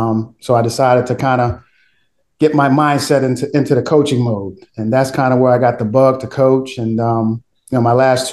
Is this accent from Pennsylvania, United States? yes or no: yes; Philadelphia, Pennsylvania, United States; moved away; born and raised in Philadelphia.